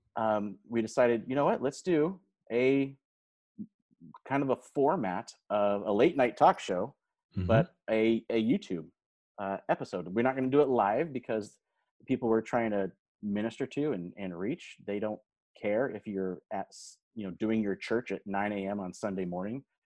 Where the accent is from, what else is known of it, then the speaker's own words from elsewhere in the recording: Modesto, California, United States; moved away as an adult; also born or lived in Stockton, California; now in Salem, United States; I grew up in Modesto, California